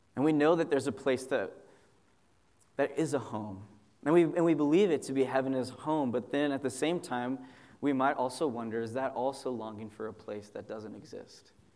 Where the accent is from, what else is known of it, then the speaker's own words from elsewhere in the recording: Southern California, United States; moved away as an adult; also born or lived in Chicago; I moved from Southern California, where I'm from, to go to seminary uh, in Chicago. You know, my whole life basically exists in a 30 mile radius